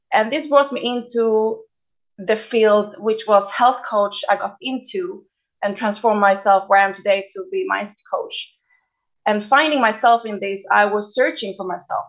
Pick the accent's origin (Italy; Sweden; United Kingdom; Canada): Sweden; now in Tel Aviv, Israel; I grew up in Sweden